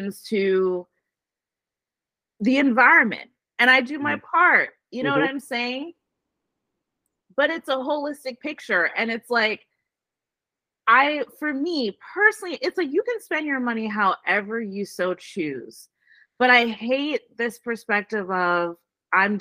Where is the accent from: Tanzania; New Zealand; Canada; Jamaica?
Jamaica; now in Atlanta, United States; As a Jamaican